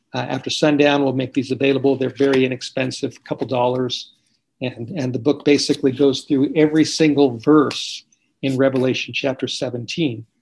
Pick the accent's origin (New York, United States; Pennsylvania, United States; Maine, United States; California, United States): California, United States; Los Angeles; moved away; I grew up in California, grew up in Los Angeles, I uh, grew up in the Hollywood Hills